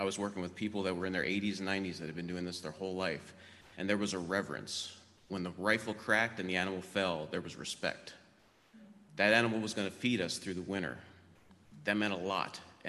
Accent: West Virginia, United States; moved away; I grew up in West Virginia on a farm, completely immersed in redneck culture. So my trip to paganism is a little bit different. I'm technically heathen, so I follow the Norse pantheon, the Scandinavian and Icelandic gods.

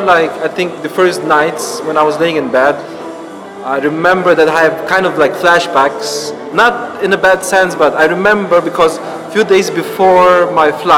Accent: Vienna, Austria; moved away as an adult; now in London, United Kingdom; I'm coming from Vienna, and I always wanted to pursue my career in arts

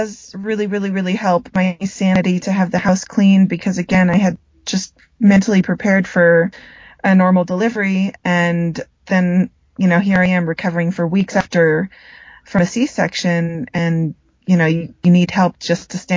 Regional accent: United States; now in Colombia; growing up in the States. You know, I'm very American, but I'm also very Filipino as well

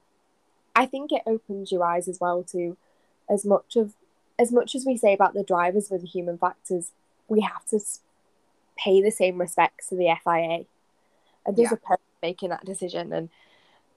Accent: United Kingdom; being British

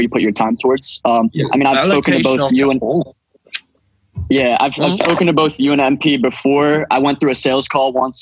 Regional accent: Philadelphia, Pennsylvania, United States; I'm a producer from Philadelphia

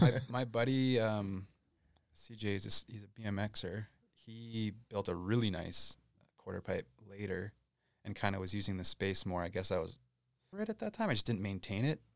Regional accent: Landmark, Manitoba, Canada; I grew up in Landmark, Manitoba

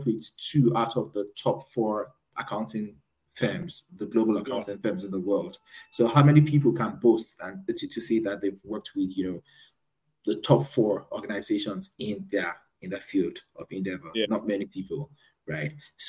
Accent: Nigeria; now in United Kingdom; I'm from Nigeria.

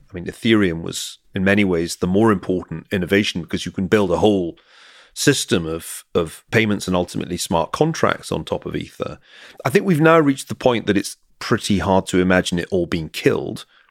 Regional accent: Glasgow, Scotland, United Kingdom; accent: Scottish; moved away; I come from Glasgow

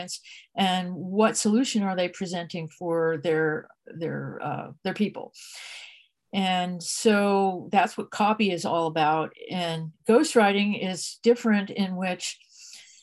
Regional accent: New Jersey, United States; moved away as an adult; now in California, United States; I'm from New Jersey originally. I ended up in California

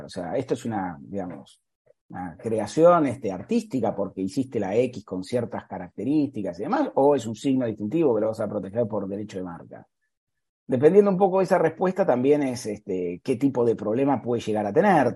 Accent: Argentina; now in Dayton, United States; yo soy argentino

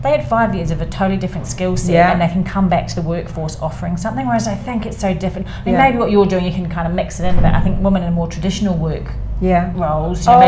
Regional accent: New Zealand; now in United Kingdom; I'm from New Zealand

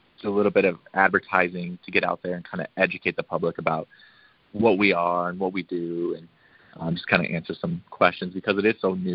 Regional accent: Rapid City, South Dakota, United States; I was born and raised in Rapid City.

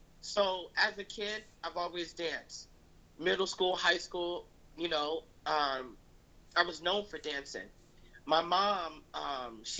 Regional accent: North New Jersey, United States; now in New York, United States; We're both from Jersey. We were both from North New Jersey, but I've lived in the suburbs

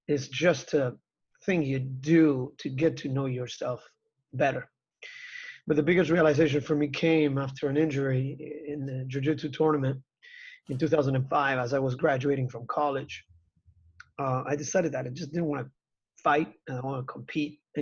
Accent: Argentina; I was a young kid growing up in Argentina

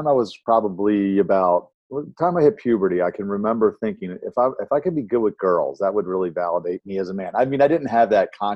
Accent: Baltimore, Maryland, United States; I was born and raised in Baltimore, Maryland

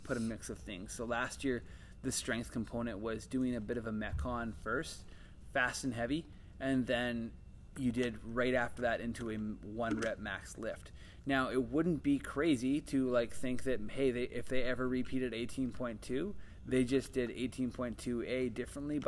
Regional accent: Ontario, Canada; moved away; I'm from Ontario

